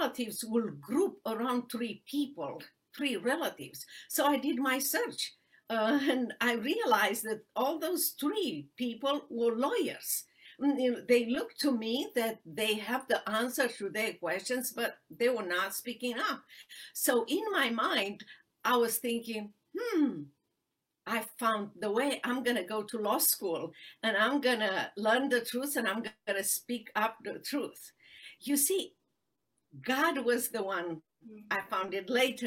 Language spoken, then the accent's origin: English; Romania; English is a second language; moved away as an adult; now in Dallas, United States; I was born in Romania during the socialist and communist regime